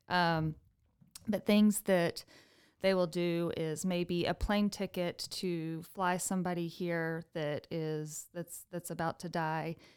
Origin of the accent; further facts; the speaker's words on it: Amarillo, Texas, United States; I was born and raised in Amarillo